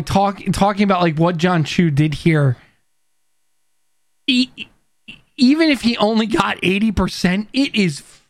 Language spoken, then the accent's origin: English; Queens, New York, United States; My dad is from Chile in PR, which means I'm a Chile Dominican, but I always say I'm from Queens.